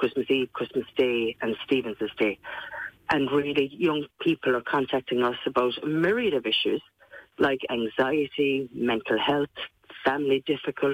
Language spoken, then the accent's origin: English; Kerry, Munster, Ireland; people can tell that I'm from Kerry but just by listening to me.